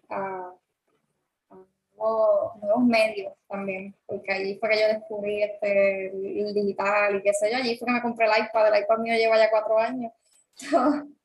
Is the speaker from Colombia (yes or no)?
no; Aguadilla, Puerto Rico; soy de la Guada como tal.